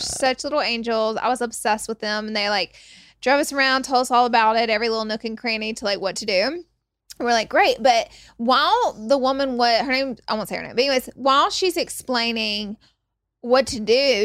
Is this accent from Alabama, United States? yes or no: yes; Alabama, United States; moved away; I'm from Alabama